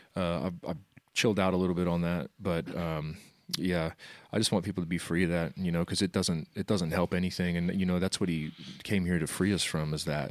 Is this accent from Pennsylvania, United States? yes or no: no; Wichita, Kansas, United States; I, um, lived in Wichita all my life